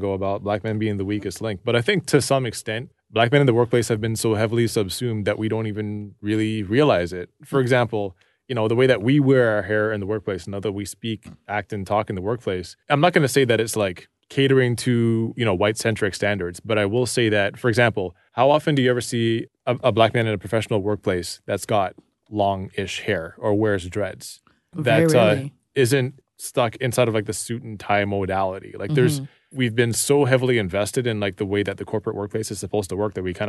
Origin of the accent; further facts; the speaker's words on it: Toronto, Ontario, Canada; I grew up in Rexdale